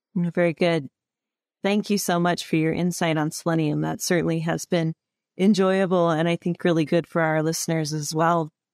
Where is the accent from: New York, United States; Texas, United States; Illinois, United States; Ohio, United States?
Illinois, United States; we grew up in Illinois, so we had to learn those or, or read those growing up through our, our schooling